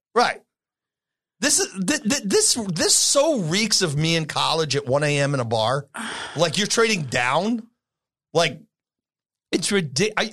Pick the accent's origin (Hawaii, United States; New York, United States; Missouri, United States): New York, United States; moved away; I grew up in New York.